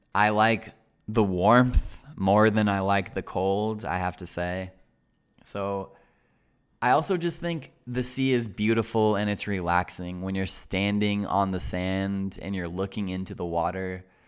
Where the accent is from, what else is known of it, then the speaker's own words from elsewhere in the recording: Colorado, United States; I'm from Colorado, and the most famous part about Colorado is the mountains. The mountains here are called Rocky Mountains, Les montagnes rocheuses, And the Rocky Mountains are synonymous with Colorado. Colorado is the Rocky Mountains. So, in other words, I grew up in this context